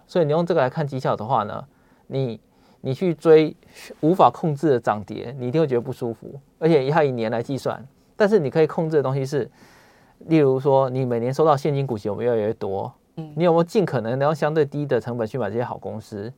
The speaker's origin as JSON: {"language": "Chinese", "country": "Taiwan", "said": "像我们台湾人，大家总是会说，你要谦虚一点"}